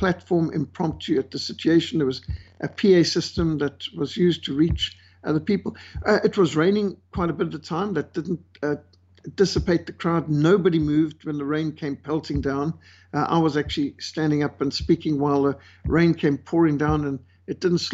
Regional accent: Zimbabwe; moved away; I was brought up in Rhodesia, what today is Zimbabwe, and we were brought up with malaria

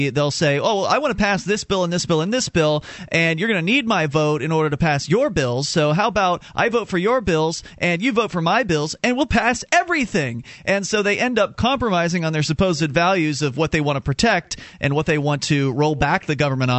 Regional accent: Florida, United States; now in New Hampshire, United States; It took me a while to get over the issue of being cold, because I was from Florida, and now we're in New Hampshire.

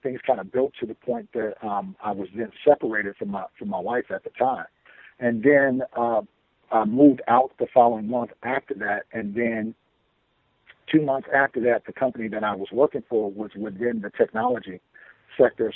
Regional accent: Chicago, Illinois, United States; also born or lived in Florida; I was born and raised in Chicago.

